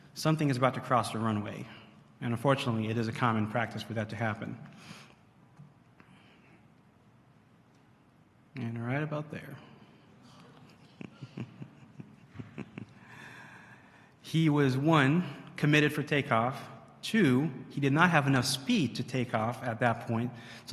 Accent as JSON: {"language": "English", "country": "Haiti", "said": "serving the Lord with MAF in my home country, Haiti"}